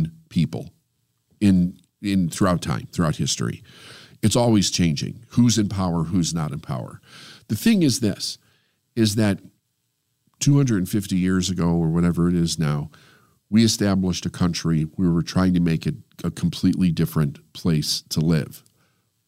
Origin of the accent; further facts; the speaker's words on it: United States; I feel it's my responsibility as an American